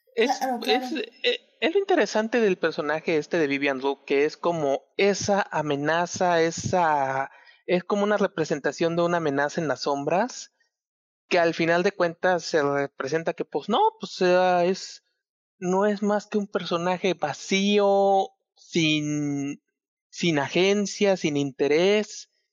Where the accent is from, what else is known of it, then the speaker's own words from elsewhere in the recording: Chiapas, Mexico; yo soy de Chiapas